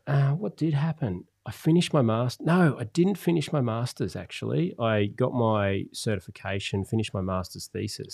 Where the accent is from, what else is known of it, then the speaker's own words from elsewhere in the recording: Gold Coast, Queensland, Australia; growing up on the Gold Coast